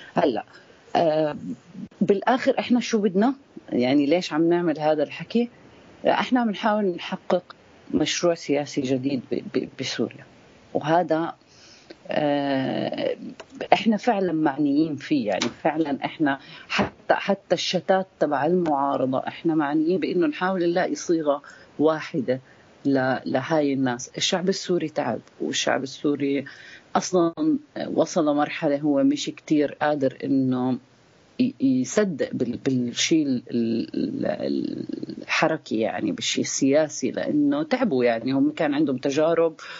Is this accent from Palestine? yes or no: yes; Palestine; أنا حدا فلسطيني